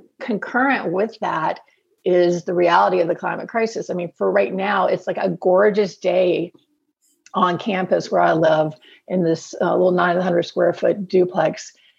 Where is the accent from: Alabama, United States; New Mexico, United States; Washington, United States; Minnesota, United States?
Alabama, United States; now in North Carolina, United States; And I grew up in Alabama, on the coast of Alabama, and now live in North Carolina.